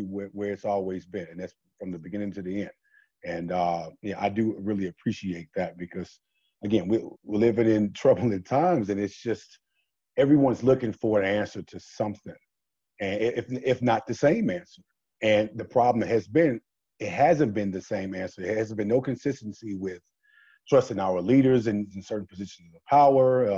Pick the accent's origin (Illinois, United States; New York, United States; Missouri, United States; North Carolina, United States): Illinois, United States; Chicago; we're from Chicago and we went to high school together